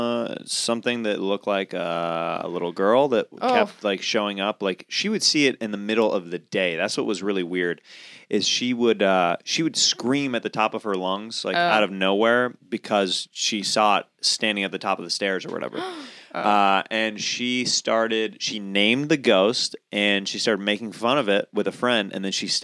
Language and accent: English; Kansas, United States; In Kansas.